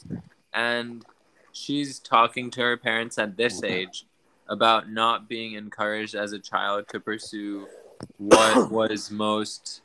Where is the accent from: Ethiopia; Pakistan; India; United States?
Pakistan; moved away; I was obviously growing up in Pakistan.